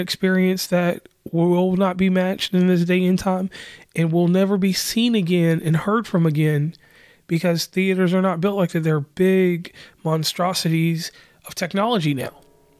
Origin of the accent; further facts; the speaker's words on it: West Virginia, United States; And on that note … from West Virginia and Commonplace.